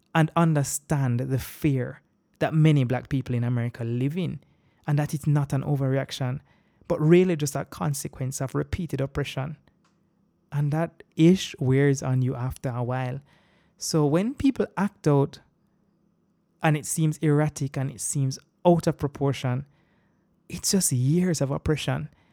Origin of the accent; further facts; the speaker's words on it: Jamaica; accent: Jamaican; also born or lived in Boston, Massachusetts; growing up in Jamaica and living here